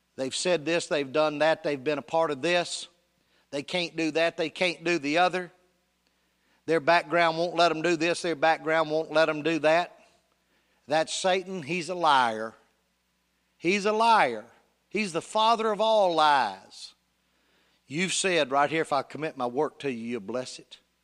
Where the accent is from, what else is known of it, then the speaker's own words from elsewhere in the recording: Union City, United States; Union City, my hometown